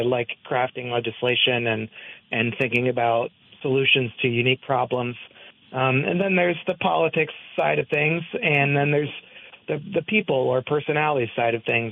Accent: Hopewell, New Jersey, United States; now in Barre, United States; I come from Hopewell, which is in Mercer yep. County, New Jersey

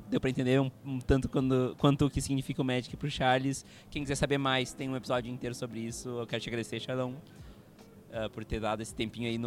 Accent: Uruguay; first language Spanish; Portuguese is a second language; sou uruguaio

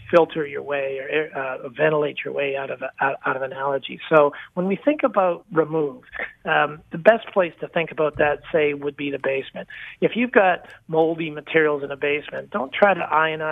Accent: Canada; also born or lived in Toronto; I'm a Canadian, live and work out of the Toronto market

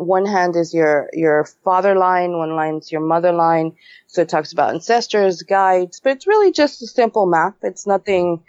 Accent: New York City, New York, United States; moved away; I was born and raised in New York City.

